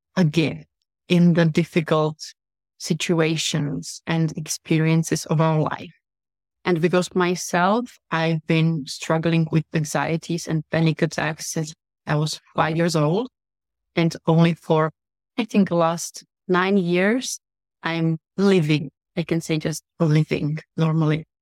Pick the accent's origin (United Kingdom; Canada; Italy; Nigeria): Italy; also born or lived in Russia; now in Czech Republic; I'm from Czech Republic. I've been in business for my entire life because I grew up in Italy. I'm half Russian. I live in Czech Republic.